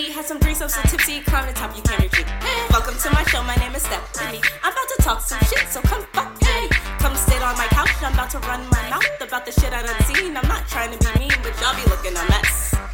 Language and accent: English; New Jersey, United States; also born or lived in New York; You know, living and growing up in Jersey and in New York, you see some real shit.